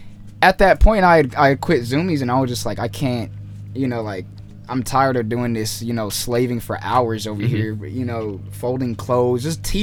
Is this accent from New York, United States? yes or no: no; Hesperia, California, United States; originally from Hesperia, California, middle of nowhere, pregnancy and tumbleweeds.